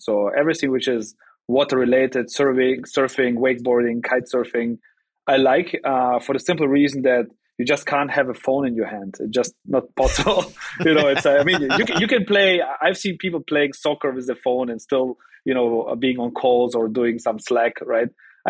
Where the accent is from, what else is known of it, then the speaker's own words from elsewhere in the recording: Germany; also born or lived in Russia; I was born in Russia. I came to Germany when I was 4.